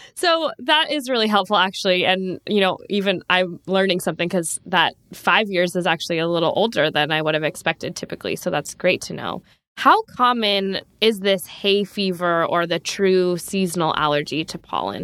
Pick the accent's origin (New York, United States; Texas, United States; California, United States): California, United States; San Diego; also born or lived in Davis, California; growing up in Southern California, in San Diego